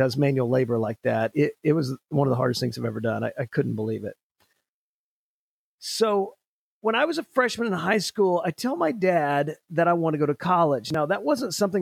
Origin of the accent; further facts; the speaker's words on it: Oklahoma, United States; I'm from a small town on the east side of Oklahoma City. I graduated from Hera High School in 1992